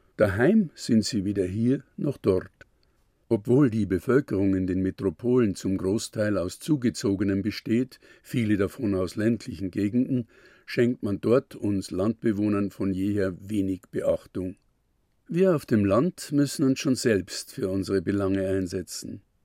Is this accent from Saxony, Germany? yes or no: no; Wald, Bavaria, Germany; Mein Heimatdorf Wald liegt in der südlichen Oberpfalz